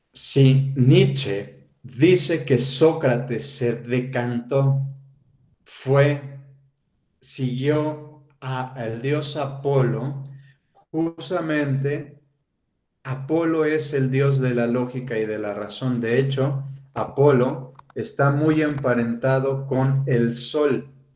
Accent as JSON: {"language": "Spanish", "region": "Mexico City", "country": "Mexico", "moved": "yes", "lives_now": "Querétaro, Mexico", "said": "yo que soy de Ciudad de México y bueno, ahora actualmente que vivo en Ciudad, eh, en, Querétaro"}